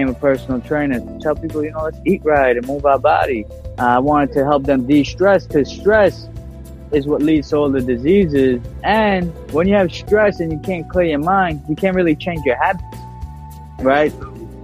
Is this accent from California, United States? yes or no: no; New York City, New York, United States; I was born in Bensonhurst, Brooklyn. Born and raised